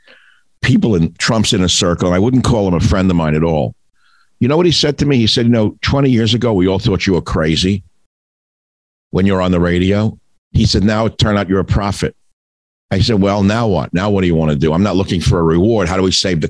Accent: New York, United States; the son of an antique dealer on the Lower East Side

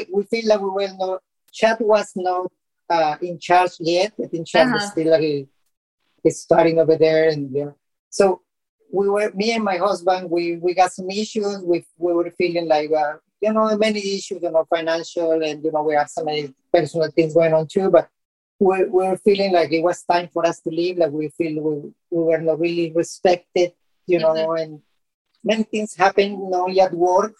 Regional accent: Colombia; now in United States; I'm originally from Colombia, so I was planning to go to Colombia, but my husband is from Honduras.

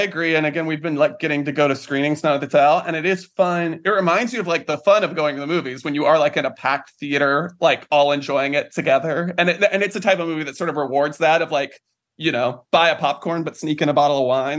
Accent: Morganton, North Carolina, United States; moved away as an adult; now in New York, United States; I grew up in North Carolina

